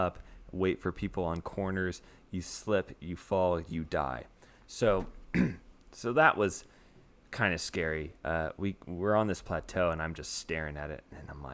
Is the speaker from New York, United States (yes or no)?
no; Salinas, California, United States; moved away; We come from Salinas, California